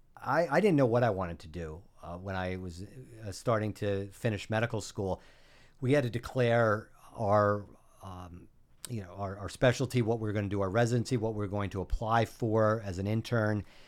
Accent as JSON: {"language": "English", "town": "New Haven", "region": "Connecticut", "country": "United States", "tie": "born or raised there", "also_born_or_lived": "Geneva, New York / Bronx, New York", "moved": "as an adult", "lives_now": "Rockland County, United States", "said": "I grew up in New Haven, Connecticut"}